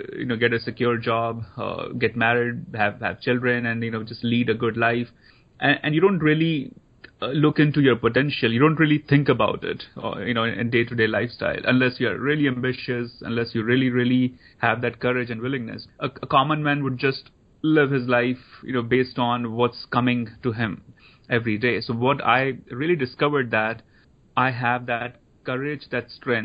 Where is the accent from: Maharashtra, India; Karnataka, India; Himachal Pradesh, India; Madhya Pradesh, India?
Himachal Pradesh, India; Dharamsala; moved away as an adult; I grew up in India, so I went to Catholic school in India.